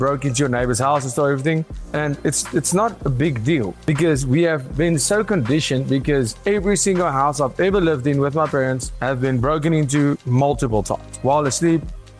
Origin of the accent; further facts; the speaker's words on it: Pretoria, Gauteng, South Africa; Yes. Yeah. We see a lot of crime all the time.